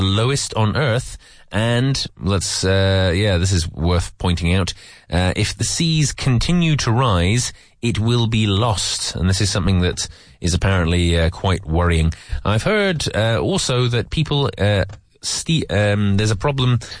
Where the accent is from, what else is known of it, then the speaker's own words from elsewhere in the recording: England, United Kingdom; I'm from England.